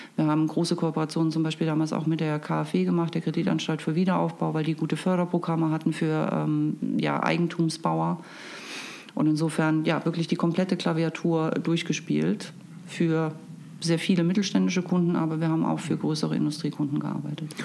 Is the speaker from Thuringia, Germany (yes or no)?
yes; Erfurt, Thuringia, Germany; now in Hamburg, Germany; Ich komme eigentlich aus Erfurt in Thüringen